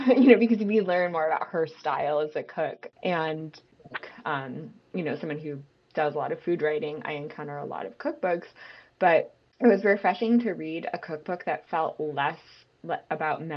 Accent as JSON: {"language": "English", "town": "Syracuse", "region": "New York", "country": "United States", "said": "I'm from Syracuse"}